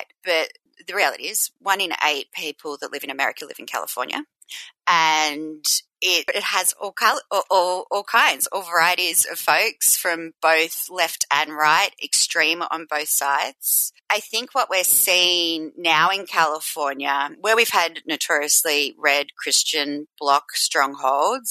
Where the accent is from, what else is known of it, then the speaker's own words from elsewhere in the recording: Mornington Peninsula, Victoria, Australia; moved away as an adult; now in Los Angeles, United States; I'm originally from Australia, grew up on the Mornington Peninsula